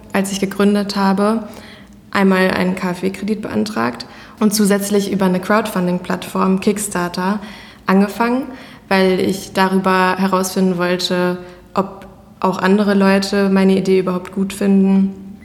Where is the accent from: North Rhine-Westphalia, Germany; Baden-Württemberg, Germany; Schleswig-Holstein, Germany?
North Rhine-Westphalia, Germany; Iserlohn; also born or lived in Canada; bin halb Kanadierin und halb Deutsch. Mein Papa kommt hier aus Iserlohn und daher ist es natürlich für mich auch meine Heimat